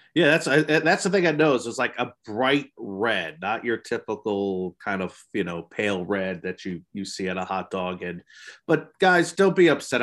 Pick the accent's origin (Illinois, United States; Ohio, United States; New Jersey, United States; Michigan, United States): New Jersey, United States; I'm from New Jersey